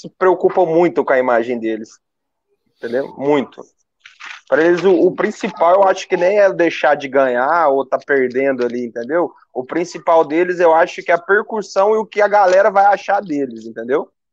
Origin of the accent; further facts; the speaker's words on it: Uberlândia, Minas Gerais, Brazil; eu sou de Uberlândia